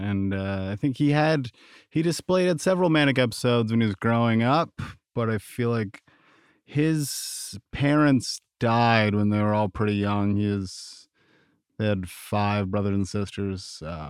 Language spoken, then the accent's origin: English; New York, United States; also born or lived in Vermont; I was born in Vermont in 1986 to a single mother. My father was in prison, so he got out when I was a little bit older. So we stayed in Vermont for a couple of years and then moved to upstate New York